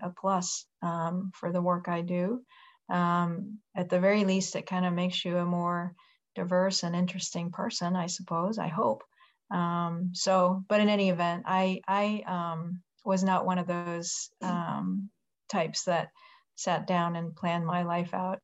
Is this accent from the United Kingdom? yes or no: no; Japan; moved away as an adult; now in United States; I grew up in Japan. I was born and raised there, and I came here